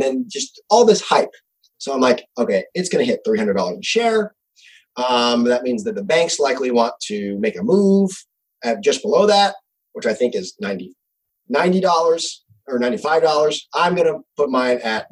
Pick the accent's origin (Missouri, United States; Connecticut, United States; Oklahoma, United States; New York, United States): Missouri, United States; moved away as an adult; also born or lived in California; I actually moved away from California back to my home state of Missouri.